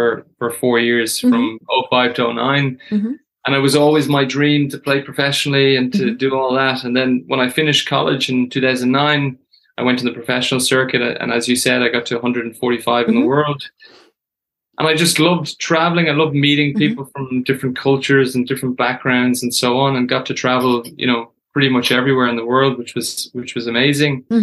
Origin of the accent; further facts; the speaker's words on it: Dublin, Leinster, Ireland; I grew up in Dublin.